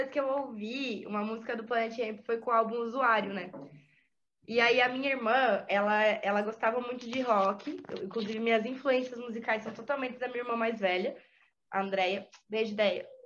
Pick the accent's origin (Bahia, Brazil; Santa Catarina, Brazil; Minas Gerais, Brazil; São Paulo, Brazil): Santa Catarina, Brazil; Eu sou do interior de Santa Catarina, eu sou de Ceará. É 500 quilômetros de Florianópolis.